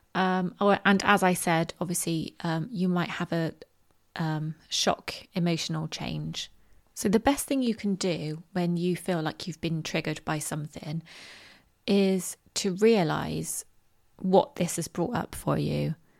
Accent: Bristol, South West England, United Kingdom; my hometown of Bristol

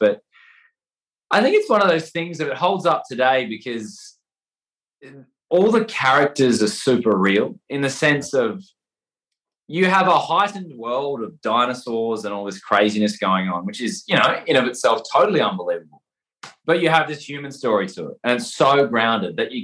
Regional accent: Perth, Western Australia, Australia; moved away as an adult; now in Sydney, Australia; I live in Sydney, Australia. I'm from Perth in Western Australia

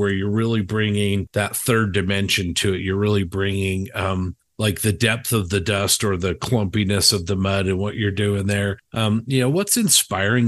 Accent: United States; as an American

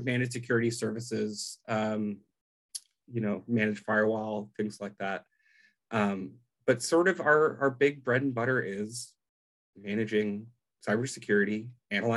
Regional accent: Chicago, Illinois, United States; now in Omaha, United States; I'm originally from Chicago. These days, I live out in Omaha, Nebraska

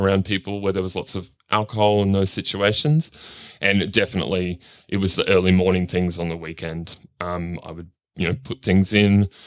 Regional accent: Cairns, Queensland, Australia; also born or lived in Darlinghurst, Sydney; now in Sydney, Australia; I grew up in Cairns in far north Queensland

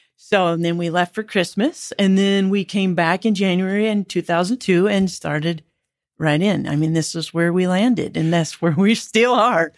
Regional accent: South Dakota, United States; moved away as an adult; also born or lived in Georgia / North Carolina; now in Marion, Illinois, United States; I'm originally from South Dakota.

